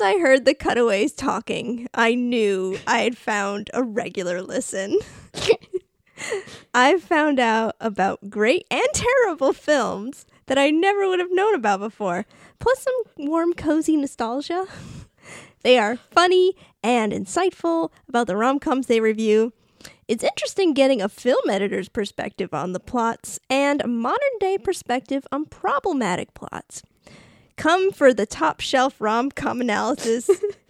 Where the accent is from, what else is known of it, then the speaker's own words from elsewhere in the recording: Rhode Island, United States; accent: Rhode Island; Did you hear my Rhode Island accent come out?